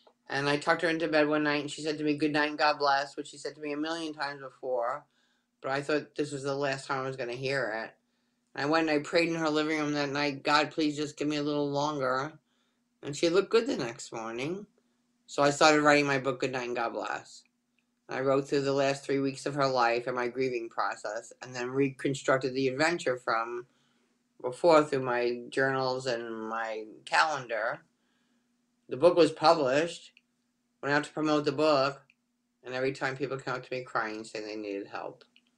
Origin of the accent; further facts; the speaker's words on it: New York, United States; now in Florida, United States; So I'm the oldest of four children, and I moved to Florida from Long Island, in case you can't tell, in 2000